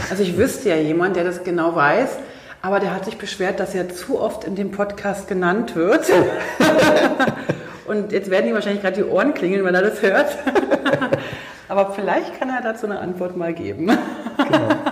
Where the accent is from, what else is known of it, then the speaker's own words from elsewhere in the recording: East Germany, Germany; moved away; Also ich bin ja aus dem Osten, ne? ich bin ja ein Ostkind.